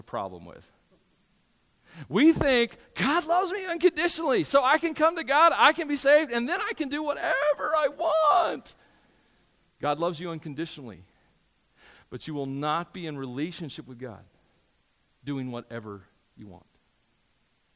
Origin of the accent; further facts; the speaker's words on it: United States; I'm an American, and I'm proud to be an American a lot of days